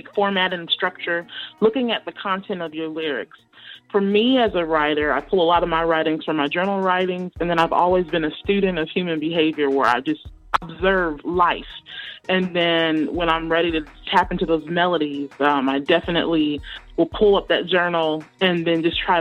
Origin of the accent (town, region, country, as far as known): Oakland, California, United States